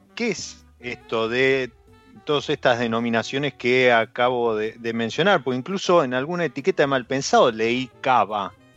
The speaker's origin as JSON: {"language": "Spanish", "country": "Argentina"}